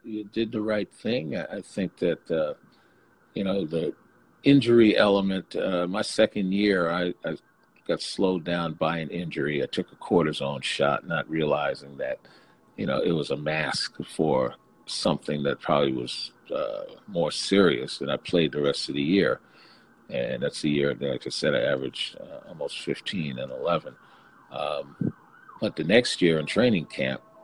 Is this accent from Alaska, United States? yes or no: no; New York City, New York, United States; being born in Brooklyn, I went back to my hometown roots